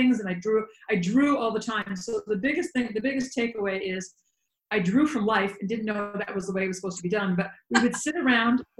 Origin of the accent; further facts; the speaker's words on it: Northampton, Massachusetts, United States; now in Maine, United States; I grew up in a small college town in Western Massachusetts, in Northampton, Massachusetts